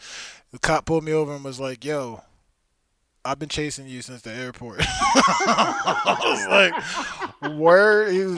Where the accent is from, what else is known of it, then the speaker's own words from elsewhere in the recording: Chester, Pennsylvania, United States; also born or lived in New Jersey; I grew up in Chester. I went to school in Jersey